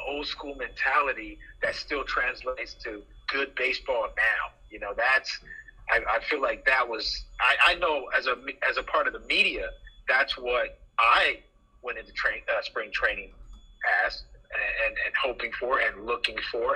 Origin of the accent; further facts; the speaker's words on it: Los Angeles, California, United States; moved away as an adult; also born or lived in Philadelphia; when I growing up in Los Angeles